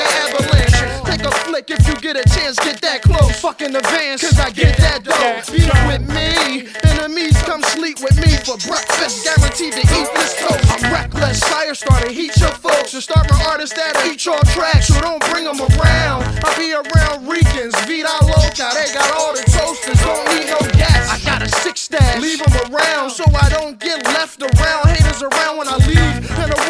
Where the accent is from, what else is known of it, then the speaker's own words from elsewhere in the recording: Flint, Michigan, United States; I'm from Flint.